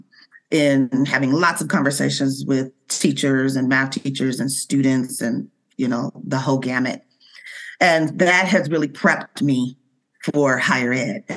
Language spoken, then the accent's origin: English; Seattle, Washington, United States; born and raised in Seattle, Washington